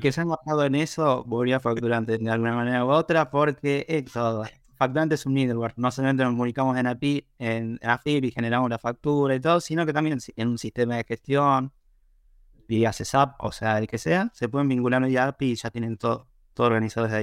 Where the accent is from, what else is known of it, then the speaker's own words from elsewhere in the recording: Mar del Plata, Buenos Aires Province, Argentina; yo soy de Mar del Plata, es como que se sorprenden en el sentido de que una espera que seamos de capital